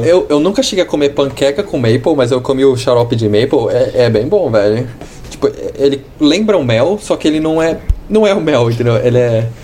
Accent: São Paulo, Brazil; also born or lived in Australia; now in Toronto, Canada; eu sou de São Paulo

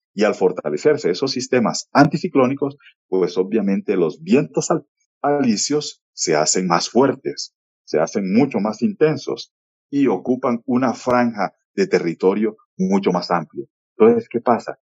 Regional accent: Valledupar, Cesar, Colombia; soy oriundo de Valledupar y nací y crecí en la década del 70

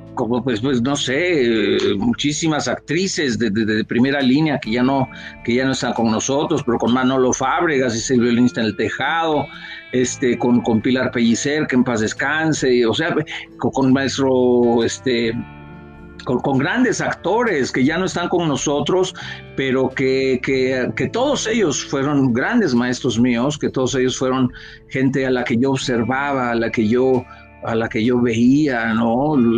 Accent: Yucatán, Mexico; nosotros somos de Yucatán

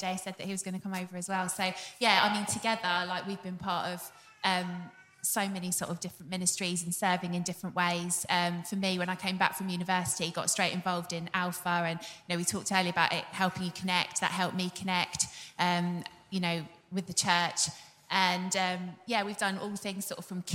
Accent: St Albans, East of England, United Kingdom; now in Hatfield, United Kingdom; the Hatfield side of St Albans

